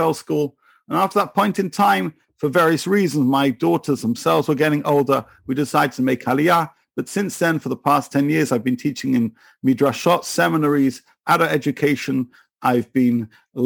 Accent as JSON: {"language": "English", "region": "England", "country": "United Kingdom", "moved": "as an adult", "lives_now": "Israel", "said": "So you can tell from my accent, I'm from a little place called England. I now live in Israel. I moved here 10 years ago."}